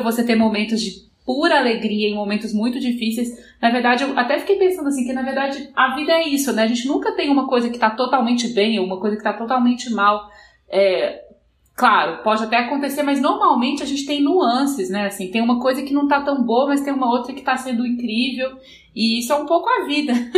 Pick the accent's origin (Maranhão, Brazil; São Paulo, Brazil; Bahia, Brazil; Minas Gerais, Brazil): Minas Gerais, Brazil; eu sou mineira